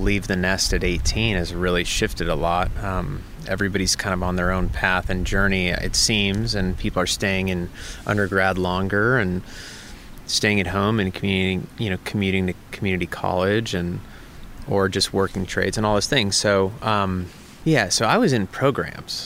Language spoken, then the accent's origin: English; Santa Barbara, California, United States; I grew up in the Santa Barbara area